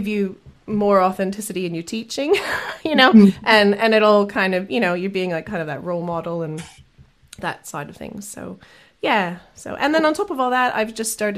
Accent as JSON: {"language": "English", "country": "Canada", "said": "I'm a Canadian singer-songwriter."}